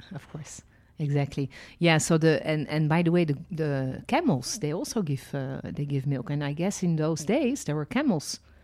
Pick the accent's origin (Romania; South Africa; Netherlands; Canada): Netherlands; born or raised there; also born or lived in France; now in Israel